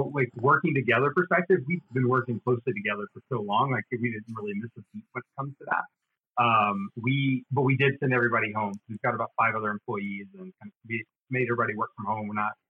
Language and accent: English; Alabama, United States; moved away as an adult; also born or lived in New York; now in Charlotte, United States; I'm originally from Alabama.